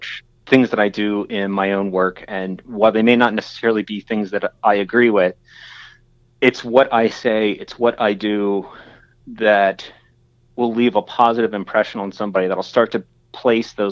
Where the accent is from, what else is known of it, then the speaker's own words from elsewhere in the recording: York County, Pennsylvania, United States; I grew up in York County